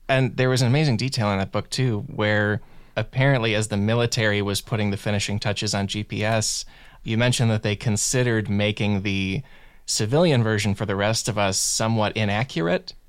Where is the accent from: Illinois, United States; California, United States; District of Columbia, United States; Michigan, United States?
Illinois, United States; now in Los Angeles, United States; I'm from Illinois